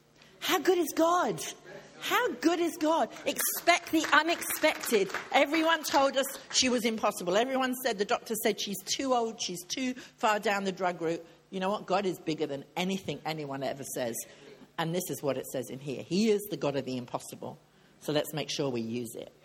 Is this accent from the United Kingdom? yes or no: yes; England, United Kingdom; I'm English.